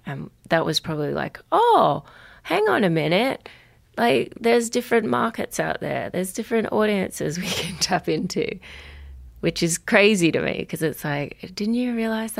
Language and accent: English; Brisbane, Queensland, Australia; born there; So I was born in Brisbane